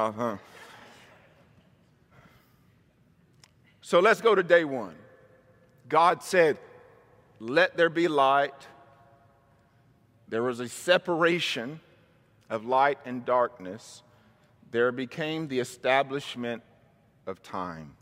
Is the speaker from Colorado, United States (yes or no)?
no; Mississippi, United States; also born or lived in Missouri; now in California, United States; I was raised in Mississippi most of my life, a little bit in Missouri